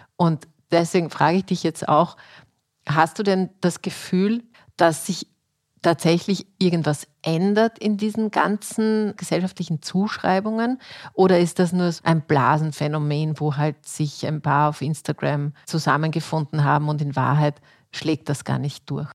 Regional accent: Austria; bei uns in Österreich

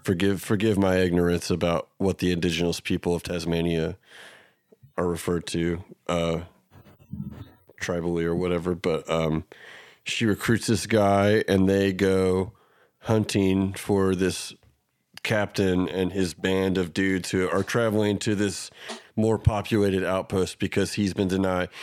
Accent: Oklahoma, United States; we're from Oklahoma

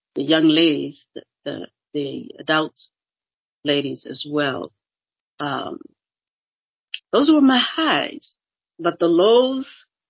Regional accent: Boston, Massachusetts, United States; moved away as an adult; now in Cleveland, United States; I'm originally from Boston, Massachusetts, born and bred there all my life

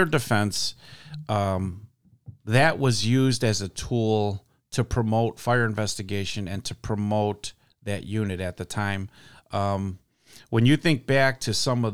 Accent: Chicago, Illinois, United States; also born or lived in Manteno, Illinois; Grew up in Gage Park on the south side of the city

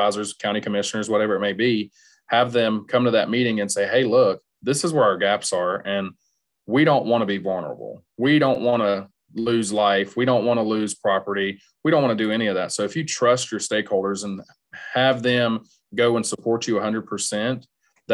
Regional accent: the South, United States; moved away as an adult; also born or lived in Iowa; now in Nebraska, United States; I'm not from here. I'm from the South. I'm not from the Midwest area.

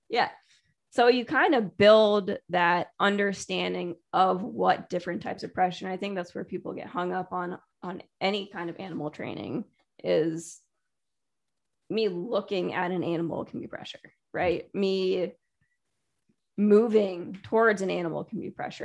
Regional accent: Connecticut, United States; also born or lived in Taiwan / California; raised in Connecticut and played soccer, ice hockey

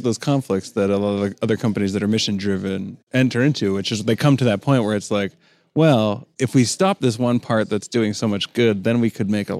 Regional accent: Toronto, Ontario, Canada; I'm from Toronto.

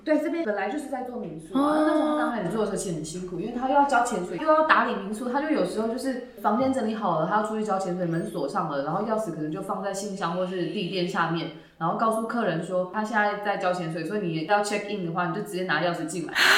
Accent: Miaoli County, Taiwan; moved away; 我小时候是在苗栗一个山城长大

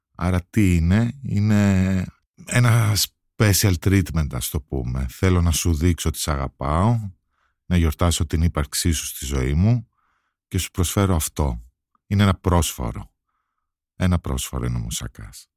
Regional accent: Athens, Attica, Greece; Το σπίτι στο οποίο μεγαλώσαμε όλοι εδώ στην Αθήνα, στη Λεωφόρα Αλεξάνδρας

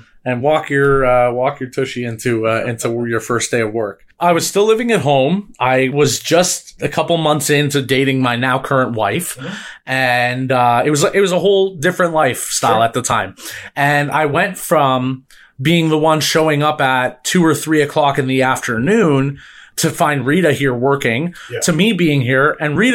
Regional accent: Markham, Ontario, Canada; also born or lived in Toronto / Bradford; I'm originally from Markham.

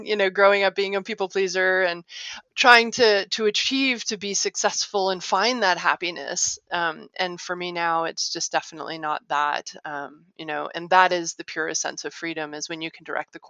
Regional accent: Little Rock, Arkansas, United States; moved away; also born or lived in Ohio / Illinois / California / Michigan; I grew up in Little Rock, Arkansas. Like I said, I was born in Ohio, but I moved 10 weeks later

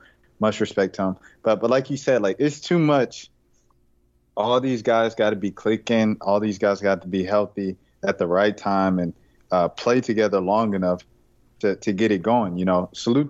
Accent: Atlanta, Georgia, United States; we're from Atlanta.

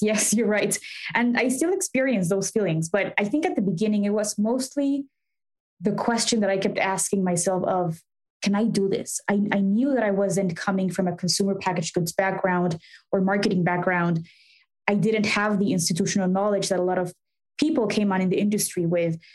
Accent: Mexico City, Mexico; now in Chicago, United States; I grew up in Mexico City

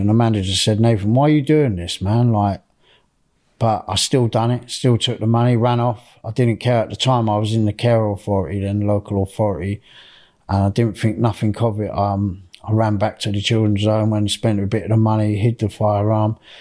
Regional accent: Reading, South East England, United Kingdom; I was born in Reading in Berkshire. Um, I was born on the D Road Estate

